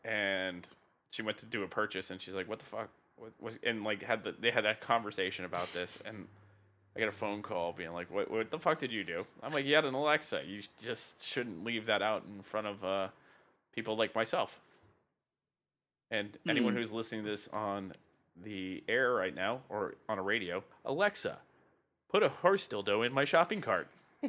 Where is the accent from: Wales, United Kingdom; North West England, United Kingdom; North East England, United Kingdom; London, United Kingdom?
Wales, United Kingdom; Welsh; the whole sheep thing for being Welsh.